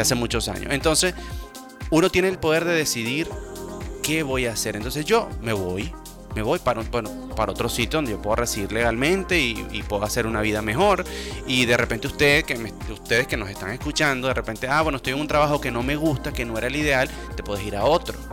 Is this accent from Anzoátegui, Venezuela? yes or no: yes; Puerto La Cruz, Anzoátegui, Venezuela; yo soy orgullosamente venezolano, he crecido, y nacido aquí